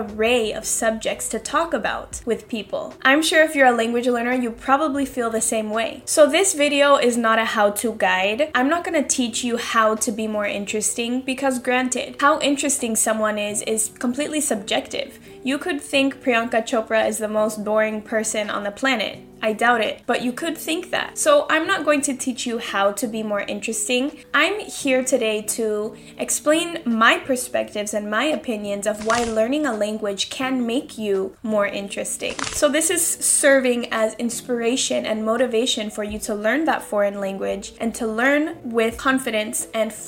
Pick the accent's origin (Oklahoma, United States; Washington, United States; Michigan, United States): Washington, United States; Seattle; moved away as an adult; now in Spain; I'm from Seattle living in Spain.